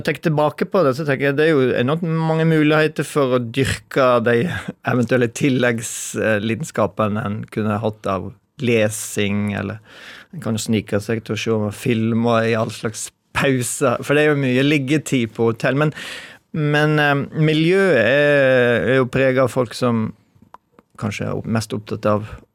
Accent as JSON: {"language": "Norwegian", "region": "Western Norway", "country": "Norway", "tie": "born or raised there", "also_born_or_lived": "Oslo", "moved": "yes", "said": "jeg vokste opp på 70-tallet, men jeg vokste opp på Vestlandet."}